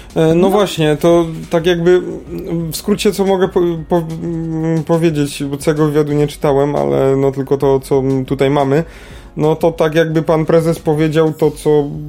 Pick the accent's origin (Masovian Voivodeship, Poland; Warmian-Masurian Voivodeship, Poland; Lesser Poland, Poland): Lesser Poland, Poland; Kraków